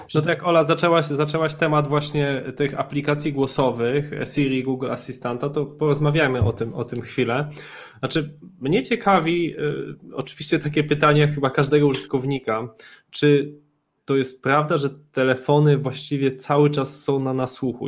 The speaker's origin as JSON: {"language": "Polish", "country": "Poland", "accent": "Polish", "said": "mój akcent polski był kompletnie jakby bez szans"}